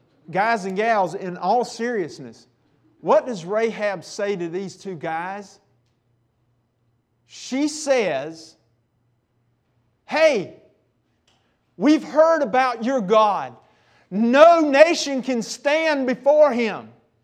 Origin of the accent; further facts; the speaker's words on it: Eastern North Carolina, United States; Y'all know I'm from Eastern North Carolina, right? So when I'm in Eastern North Carolina, I am at home. I got people everywhere around here.